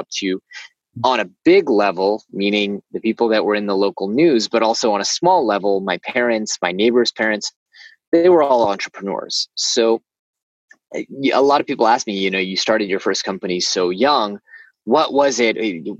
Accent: Silicon Valley, Bay Area, California, United States; moved away; I grew up in Silicon Valley in the Bay Area, where HBO shows take place now, but really where all the startup and high-tech magic happens.

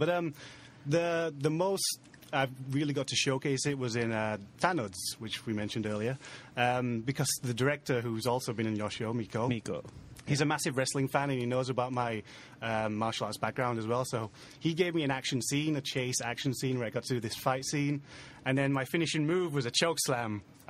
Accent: United Kingdom; moved away as an adult; now in Philippines; I moved here around 7 years ago now, yeah. 7 years ago. I grew up in the UK. I was born here, but I grew up in the UK.

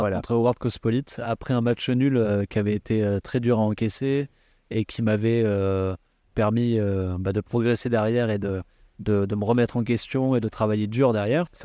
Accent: south of France, France; moi je suis originaire du, sud de la France et j'ai commencé la boxe à l'âge de 11 ans dans un petit club associatif au Canet Rocheville.

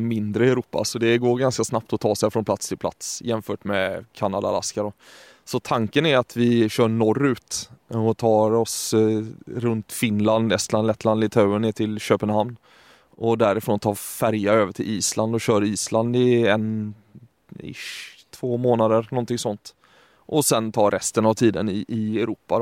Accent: Sweden; accent: Gothenburg dialect; moved away; så ble det med litt göteborgsk dialekt, ettersom jeg er svensk.

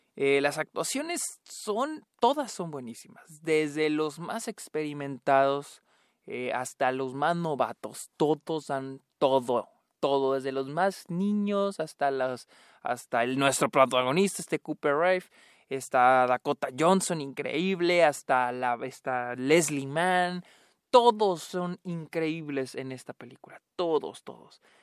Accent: Chihuahua, Mexico; soy de Chihuahua

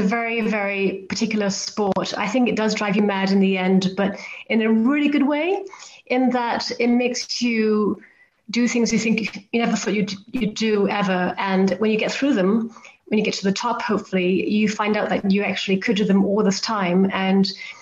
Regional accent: Hong Kong; I grew up in Hong Kong, where I'm originally from

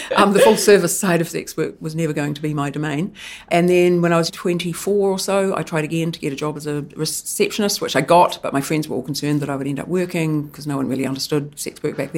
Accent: Eastbourne, Wellington, New Zealand; I was brought up Catholic in Eastbourne in a very loving family.

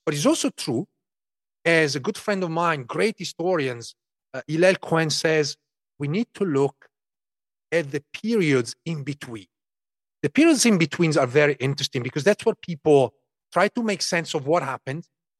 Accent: Emilia-Romagna, Italy; parts of the region where I grew up in Emilia-Romagna, northern Italy, were actually liberated by Zionist units

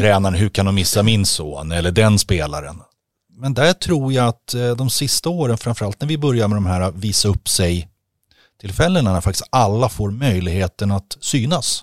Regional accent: Stockholm, Stockholm County, Sweden; som stockholmare

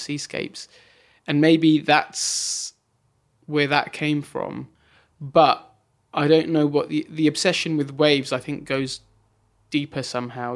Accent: Bracknell, South East England, United Kingdom; also born or lived in Wokingham; just outside near Reading, a place called Bracknell.

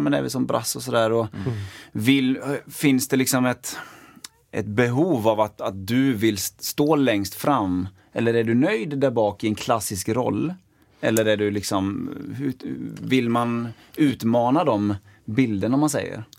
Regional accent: Partille, Västra Götaland, Sweden; jag är uppväxt i Partille

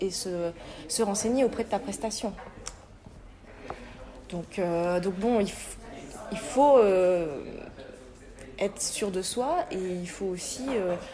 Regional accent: France; L'avantage qu'on a en tant que Français, c'est vrai, c'est que l'accent, un Français qui va parler allemand, en général, ça, plaît toujours

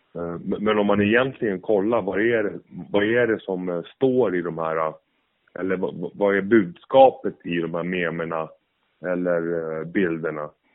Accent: Sweden; jag som svensk

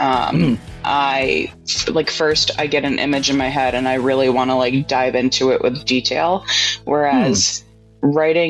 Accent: Troy, New York, United States; I grew up in Troy

